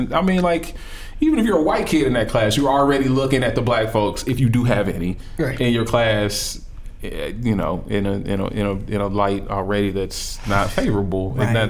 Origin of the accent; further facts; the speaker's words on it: Southern US, United States; I was born and raised in the South, where we stood up every day and pledged to a flag with a Confederate flag directly under it.